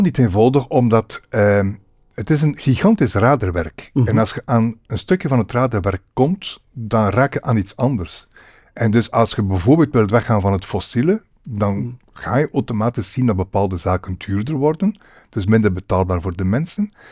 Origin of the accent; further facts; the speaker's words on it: Roeselare, Flanders, Belgium; moved away as an adult; also born or lived in Ghent area; now in Melle, Belgium; ik ben van West-Vlaanderen